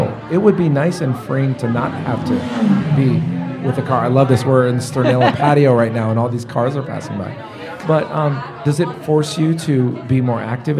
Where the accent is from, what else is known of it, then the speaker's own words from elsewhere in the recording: San Francisco, California, United States; now in Omaha, United States; I'm from San Francisco originally.